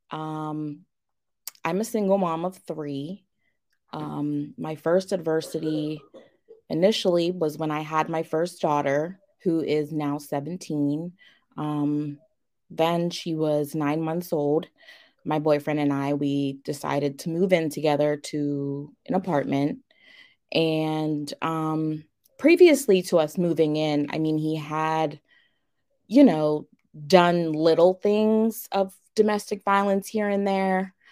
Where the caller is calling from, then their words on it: Pittsburgh, Pennsylvania, United States; I am coming from Pittsburgh, Pennsylvania.